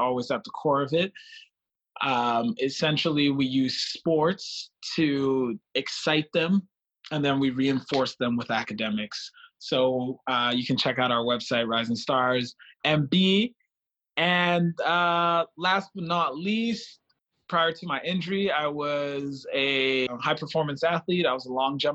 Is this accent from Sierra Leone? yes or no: yes; Freetown, Western Area, Sierra Leone; also born or lived in Manitoba, Canada; now in Winnipeg, Canada; Originally from Freetown, Sierra Leone. I always add that because I think it's a large part of my identity. I'm Canadian.